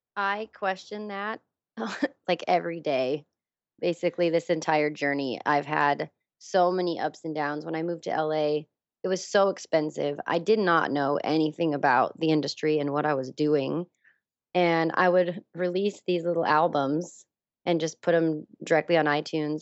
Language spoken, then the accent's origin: English; Wyoming, United States; moved away as an adult; now in Los Angeles, United States; I grew up in Wyoming. I was born and raised there.